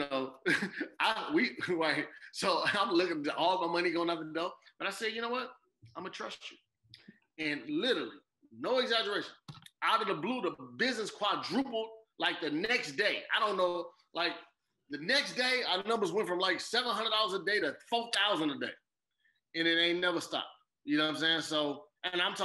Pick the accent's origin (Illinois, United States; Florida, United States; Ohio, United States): Illinois, United States; Chicago; I grew up on 116-12 South Morgan